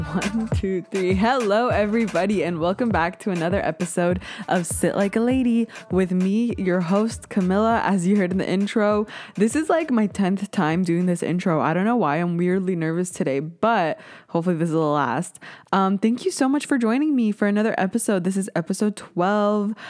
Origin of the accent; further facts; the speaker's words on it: Canada; I'm Canadian